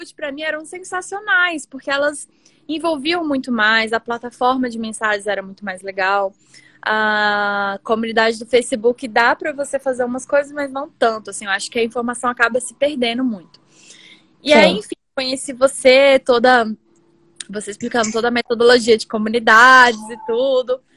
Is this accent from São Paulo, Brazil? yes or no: no; Brasília, Federal District, Brazil; also born or lived in Pernambuco; Eu sou pernambucana, né? Nasci em Pernambuco, vim morar em Brasília quando eu tinha dois anos, então sou metade bra brasiliense, metade pernambucana.